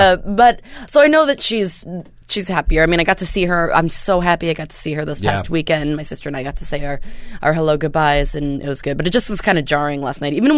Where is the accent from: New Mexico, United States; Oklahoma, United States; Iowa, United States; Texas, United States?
Oklahoma, United States; Tulsa; I'm from Tulsa, Oklahoma.